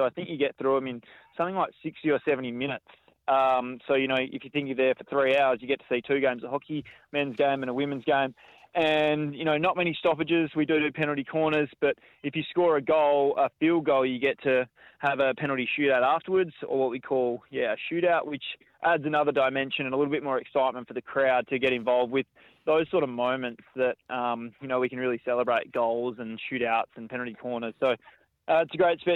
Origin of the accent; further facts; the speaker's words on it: Margaret River, Western Australia, Australia; I grew up in Margaret River